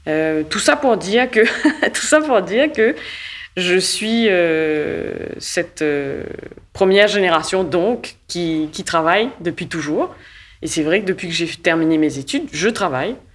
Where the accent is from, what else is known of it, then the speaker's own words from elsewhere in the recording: Mauritius; born there; Je suis née à Maurice et d'un père mauricien et d'une mère canadienne.